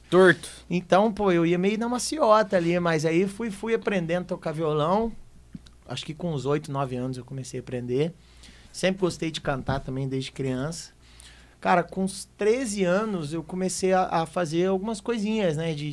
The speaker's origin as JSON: {"language": "Portuguese", "town": "Caldas", "region": "Minas Gerais", "country": "Brazil", "said": "Sou da cidade de Caldas, sul de Minas Gerais, cidade"}